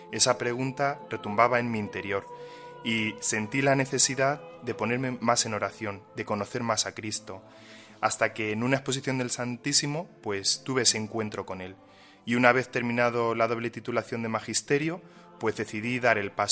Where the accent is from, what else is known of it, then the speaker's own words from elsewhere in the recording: Villanueva de la Jara, Castilla-La Mancha, Spain; Un pueblo de Cuenca. Los dos pertenecemos al grupo de jóvenes de nuestra parroquia, Sojima.